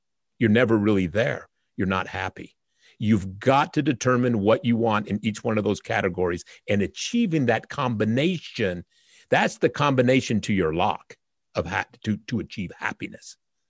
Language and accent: English; Utah, United States; I was raised in the Utah foster care system from 1 to 14. I'm the son of a migrant worker from Oaxaca, Mexico, who came here to pick fruit in Spanish Fork, Utah. My mother was a white Mormon 16-year-old